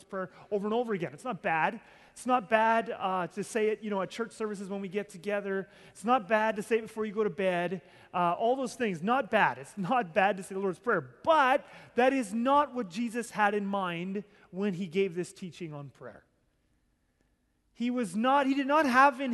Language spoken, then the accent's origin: English; Southern Ontario, Canada; I grew up in Southern Ontario